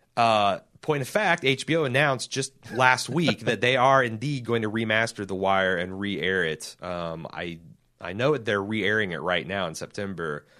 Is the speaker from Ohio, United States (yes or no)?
no; Indianapolis, Indiana, United States; my hometown, Indianapolis